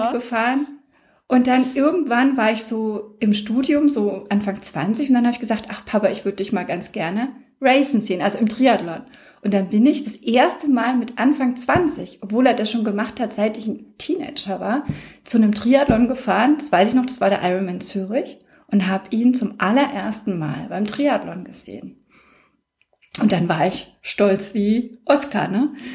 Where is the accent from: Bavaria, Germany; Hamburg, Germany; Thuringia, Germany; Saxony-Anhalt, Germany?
Bavaria, Germany; Würzburg; Stadt Würzburg, also meiner Heimatstadt